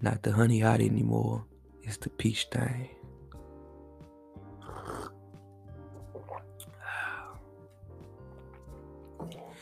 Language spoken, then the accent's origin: English; St. Louis, Missouri, United States; I'm from St. Louis